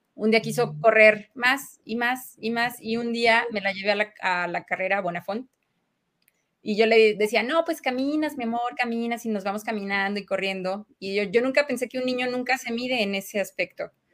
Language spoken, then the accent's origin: Spanish; Mexico; como buen mexicano